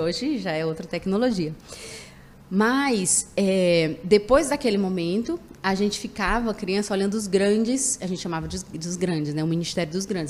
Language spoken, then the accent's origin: Portuguese; Fortaleza, Ceará, Brazil; Eu sou natural de Fortaleza